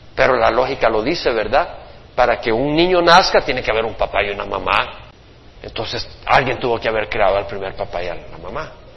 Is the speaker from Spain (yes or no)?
no; El Salvador; toda la religiosidad de mi país